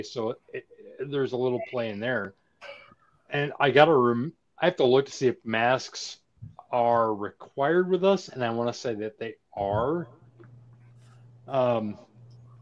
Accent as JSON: {"language": "English", "town": "Saint Paul", "region": "Minnesota", "country": "United States", "tie": "born or raised there", "said": "I'm born and raised in St. Paul. I grew up raised in Hell on the east side."}